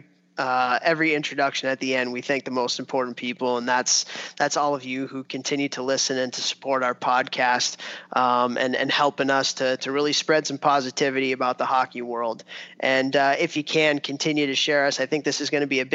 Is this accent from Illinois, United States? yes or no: yes; Chicago, Illinois, United States; when I was a kid growing up in Chicago